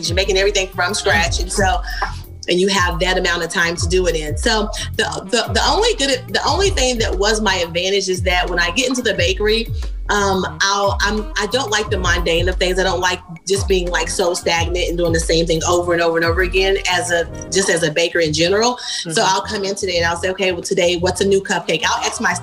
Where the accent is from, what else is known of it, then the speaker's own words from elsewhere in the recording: Kentucky, United States; I'm from Kentucky